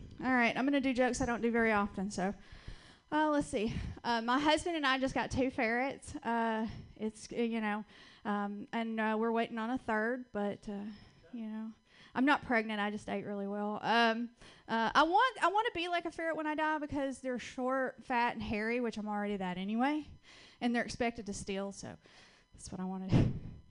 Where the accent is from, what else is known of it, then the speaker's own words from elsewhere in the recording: Georgia, United States; accent: Southern (Georgia); moved away as an adult; also born or lived in West Coast; I'm originally from Georgia. That's where I get this wonderful little accent from.